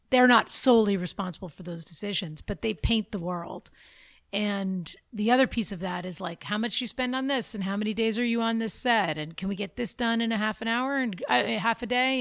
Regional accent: Boston, Massachusetts, United States; now in Los Angeles, United States; I grew up in Boston

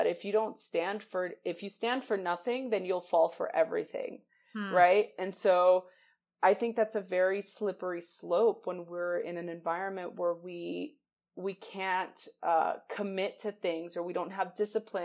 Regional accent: United States; I'm American

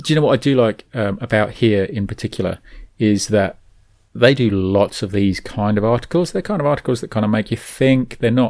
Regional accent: New Zealand; Anyway, we're from New Zealand. We've mentioned that, I think.

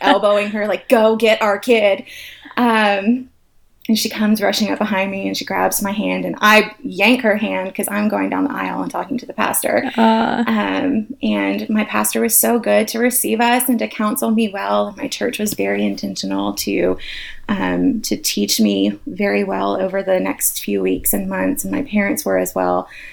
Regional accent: Atlanta, Georgia, United States; I am an Atlanta girl, born and raised

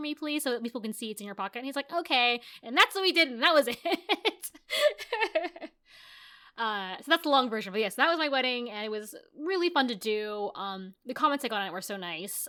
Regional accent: United States; also born or lived in Japan / Los Angeles; I'm American, I grew up in America, uh, even though I'm Asian

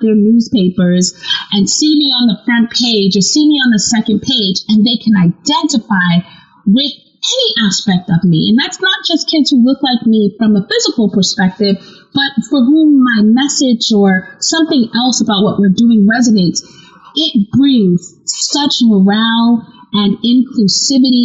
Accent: United States; as an American

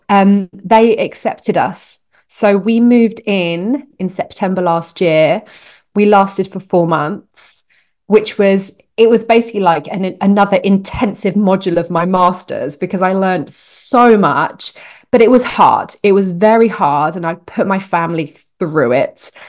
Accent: United Kingdom; moved away as an adult; now in Canada; I'm a Brit in Canada

